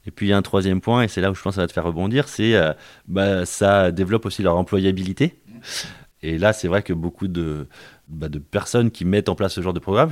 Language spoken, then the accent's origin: French; Paris, Île-de-France, France; moved away as an adult; also born or lived in Rennes; je suis d'origine parisienne. Donc je suis un Parisien, j'ai fait mes, mes, études, on va dire, avant le, avant le bac à Paris.